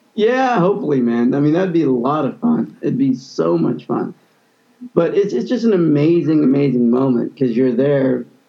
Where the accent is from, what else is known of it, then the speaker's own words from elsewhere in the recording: Kansas City, Missouri, United States; growing up in Kansas City